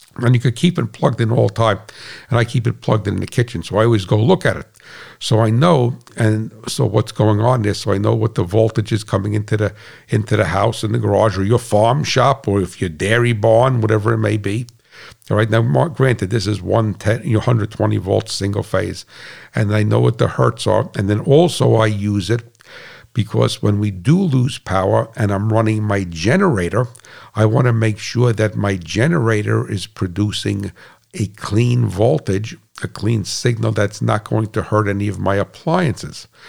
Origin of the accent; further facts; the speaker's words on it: United States; I'm an American